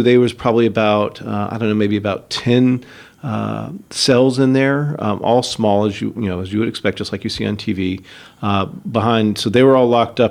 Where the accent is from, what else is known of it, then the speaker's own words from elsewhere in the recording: Florida, United States; I grew up in Florida